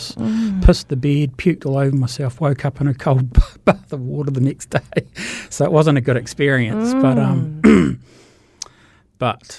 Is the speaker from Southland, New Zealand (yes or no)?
yes; Invercargill, Southland, New Zealand; moved away as an adult; also born or lived in Taumarunui; now in Christchurch, New Zealand; I was born in Taramanui, but I was brought up in Invercargill and then moved here as an adult